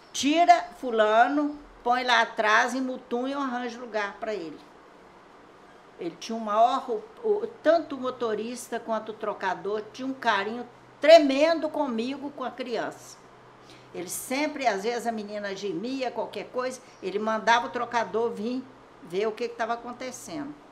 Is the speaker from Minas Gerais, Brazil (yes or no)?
yes; Aimorés, Minas Gerais, Brazil; Eu nasci aqui no Corvo do Sossego, mas eu vim para a cidade com 11, 12 anos